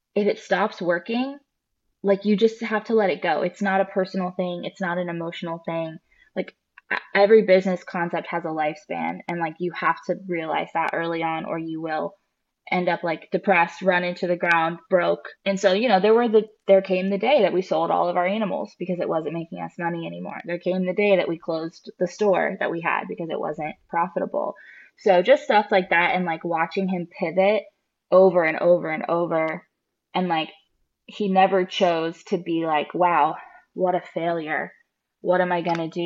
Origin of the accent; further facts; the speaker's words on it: Jacksonville, Florida, United States; I grew up here in Jacksonville